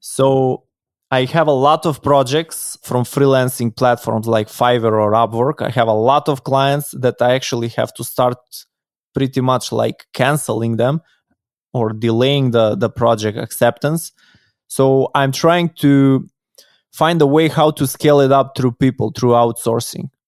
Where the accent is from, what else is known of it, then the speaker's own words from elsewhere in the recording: North Macedonia; I come from Macedonia, from Europe